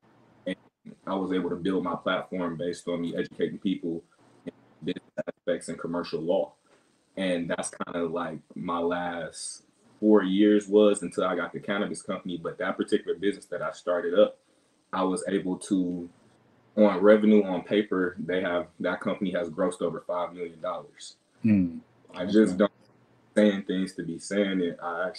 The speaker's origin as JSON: {"language": "English", "town": "Camp Lejeune", "region": "North Carolina", "country": "United States", "tie": "born or raised there", "said": "So I grew up on Camp Lejeune down in North Carolina."}